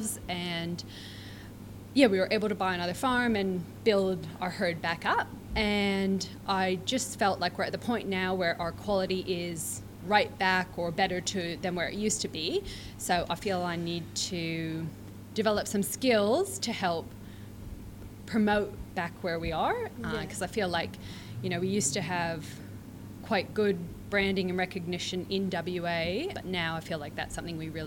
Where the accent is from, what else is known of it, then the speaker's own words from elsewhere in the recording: Vancouver Island, British Columbia, Canada; moved away as an adult; now in Manjimup, Australia; I am originally from Vancouver Island in Canada, which is on the west coast